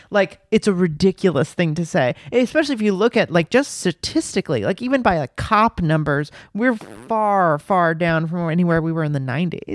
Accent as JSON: {"language": "English", "town": "Los Angeles", "region": "California", "country": "United States", "tie": "born or raised there", "moved": "yes", "lives_now": "New York City, United States", "said": "I grew up in Los Angeles in the nineties"}